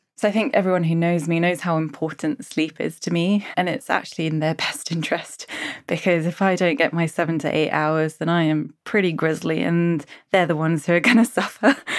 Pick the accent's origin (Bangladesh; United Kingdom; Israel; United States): United Kingdom; Suffolk, East of England; moved away; also born or lived in West Country; I'm from Suffolk